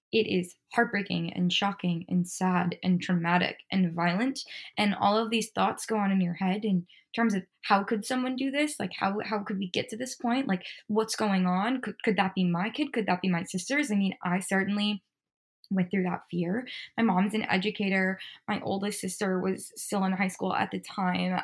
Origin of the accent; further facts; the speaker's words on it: Midwest, United States; I'm from the Midwest. Uh, like I said, grew up in a house with guns